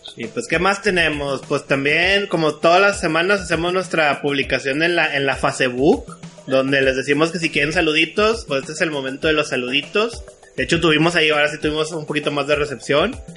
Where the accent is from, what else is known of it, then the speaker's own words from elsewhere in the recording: Monterrey, Nuevo León, Mexico; soy de Monterrey.